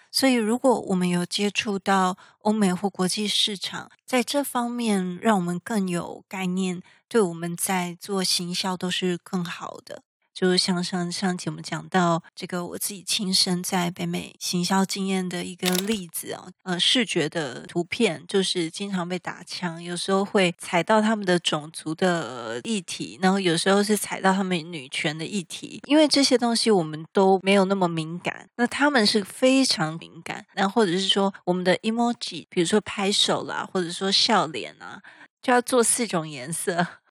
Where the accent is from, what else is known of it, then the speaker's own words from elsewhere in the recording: Taiwan; 我们台湾人